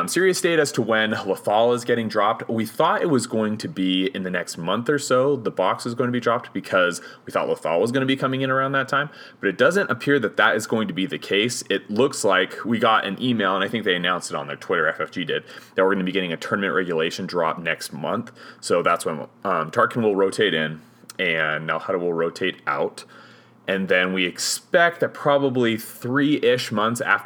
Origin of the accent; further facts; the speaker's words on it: Hoytsville, Utah, United States; I'm from Hoytsville, where pretty much everybody has a nickname